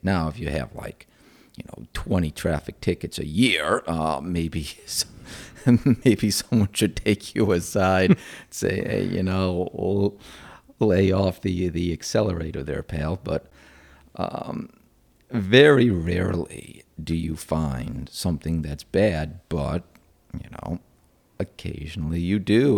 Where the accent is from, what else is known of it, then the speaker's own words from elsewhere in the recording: Rochester, New York, United States; moved away; I'm actually from upstate New York. I'm from Rochester.